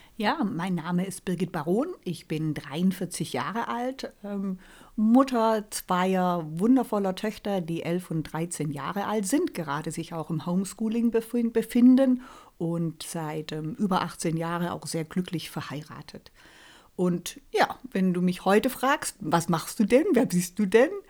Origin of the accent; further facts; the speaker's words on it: near Reutlingen, Baden-Württemberg, Germany; also born or lived in Karlsruhe; ich komme hier aus der Nähe von Reutlingen äh, mich persönlich hat es dann doch irgendwie wieder nach Hause gezogen.